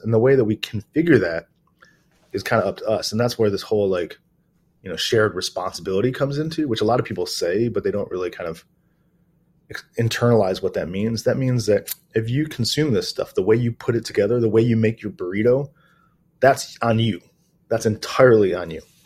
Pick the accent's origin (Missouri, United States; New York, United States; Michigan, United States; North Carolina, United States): Michigan, United States; Detroit; moved away as an adult; also born or lived in New Zealand; now in Australia; I'm originally from Detroit, Michigan